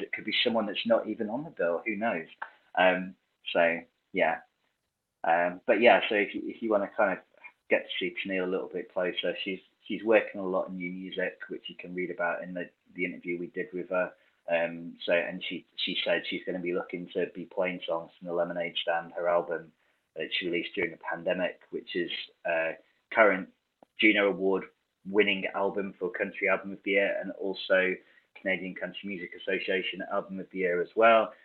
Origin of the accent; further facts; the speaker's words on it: United Kingdom; as a Brit